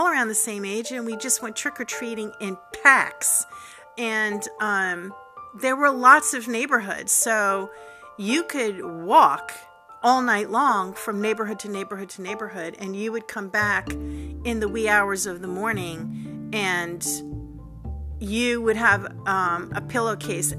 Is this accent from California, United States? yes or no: no; Long Island, New York, United States; where I grew up on Long Island in New York